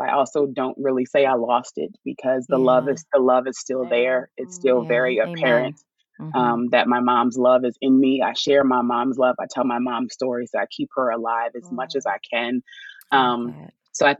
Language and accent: English; Chestertown, Maryland, United States; moved away as an adult; now in Baltimore, United States; I'm from a small town in Maryland called Chestertown, but I claim Baltimore because nobody knows where Chestertown is